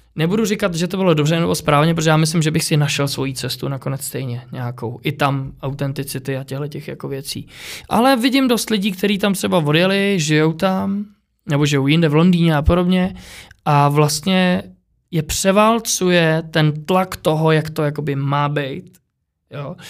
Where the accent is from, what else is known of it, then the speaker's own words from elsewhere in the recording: Czechia; jsem se narodil v Čechách